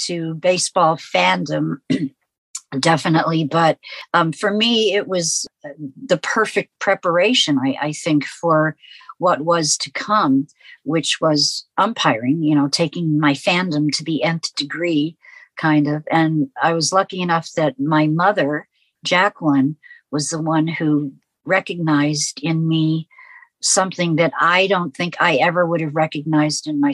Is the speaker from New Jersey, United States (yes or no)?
no; New York City, New York, United States; My twin sister and I grew up in New York City